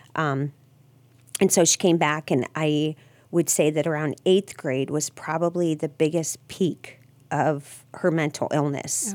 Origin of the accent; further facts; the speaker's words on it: Massillon, Ohio, United States; I was born in Maslin